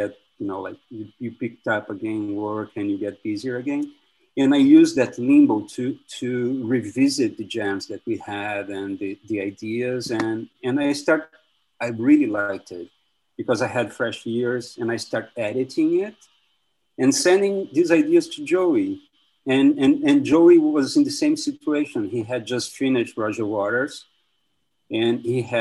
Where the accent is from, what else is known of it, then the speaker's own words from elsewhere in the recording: Brazil; moved away as an adult; also born or lived in New York, United States; now in Brooklyn, United States; I'm from Brazil, where I study